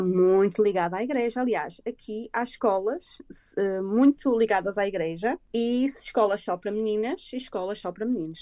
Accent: Portugal; moved away as an adult; now in Ireland; eu sou portuguesa

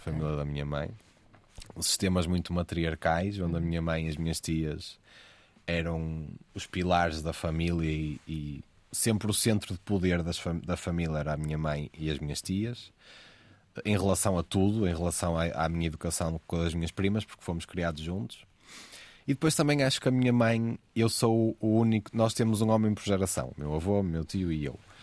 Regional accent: Porto, Norte, Portugal; O subúrbio, o Porto já é um sítio mais fechado, Exato. historicamente. Sim o subúrbio do Porto

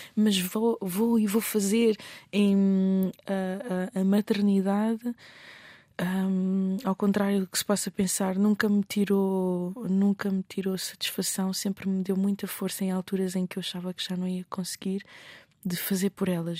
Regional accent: Mozambique; enquanto moçambicana

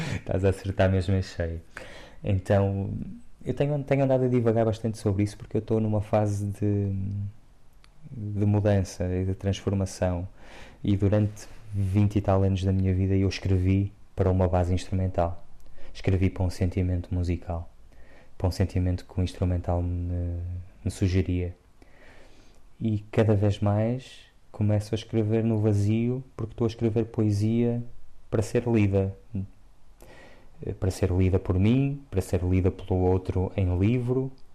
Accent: Porto, Norte, Portugal; moved away; eu transpiro o Porto cresci no centro do Porto em Santo Ilfonso e fui vivendo em várias zonas do Porto e e é lá a minha casa

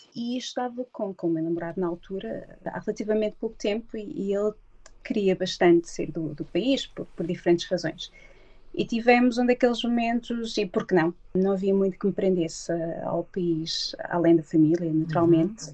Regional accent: Barcelos, Braga, Portugal; moved away as an adult; now in London, United Kingdom; Eu sou de Barcelos

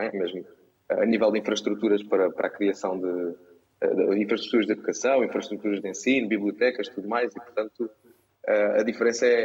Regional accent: Setúbal, Portugal; moved away as an adult; also born or lived in Cuba, Alentejo; now in Lisbon, Portugal; eu nasci em Cuba, do Alentejo, portanto, bem fora do, do, do mainstream, digamos assim. Depois, aos sete anos, passei para Setúbal e depois, como muitos jovens uh, da zona da Margem Sul, acabei por vir estudar para Lisboa.

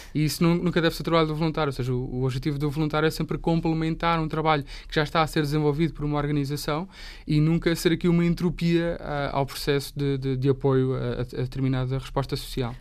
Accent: Portugal; eu, enquanto português, que sei falar pelo menos, sei, sei a língua

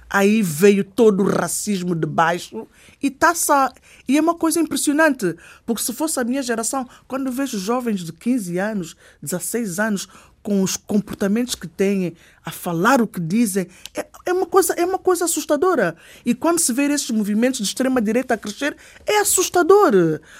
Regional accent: Portugal; Eu sou português. Por isso, quem nasce aqui nunca se devia falar em inclusão.

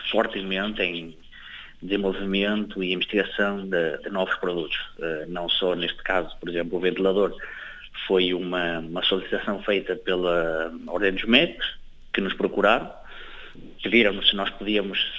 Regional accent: Fogo, Cape Verde; sempre tenho acompanhado com especial atenção, a Cabo Verde, especialmente a Ilha do Fogo, de onde eu sou

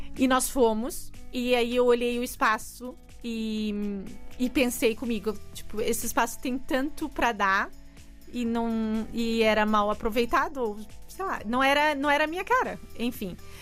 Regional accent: São Paulo, Brazil; moved away as an adult; now in Portugal; eu sou de São Paulo

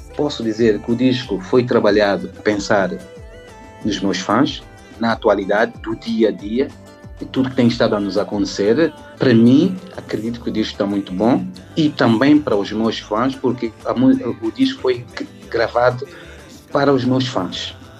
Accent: São Tomé & Príncipe; moved away as an adult; also born or lived in Portugal; now in France; Santo Tomé e Príncipe, é, meu país

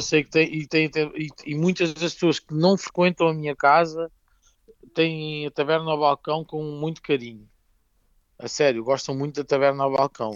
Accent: Ribatejo, Portugal; Somos muito portugueses e muito ribatejantes

